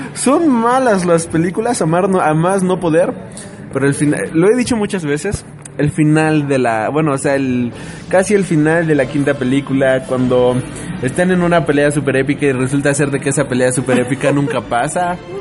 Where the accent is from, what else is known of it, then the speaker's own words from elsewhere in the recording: Mexico; como mexicano